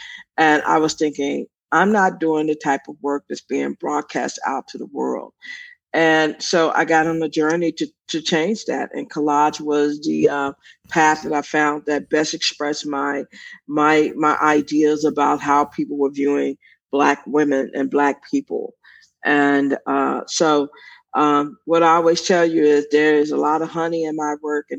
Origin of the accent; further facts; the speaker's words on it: Austin, Texas, United States; I am one of eight children. East Austin, if you know, this is a Black part of town. When I was growing up, it was for Black, poor to middle class people